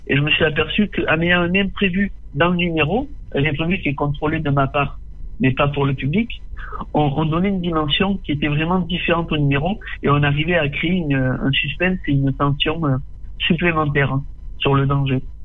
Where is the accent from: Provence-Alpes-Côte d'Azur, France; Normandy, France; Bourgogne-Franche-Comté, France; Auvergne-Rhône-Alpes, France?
Provence-Alpes-Côte d'Azur, France; Tarascon; je suis né et j'ai grandi à Tarascon. Tarascon. Je vis toujours à Tarascon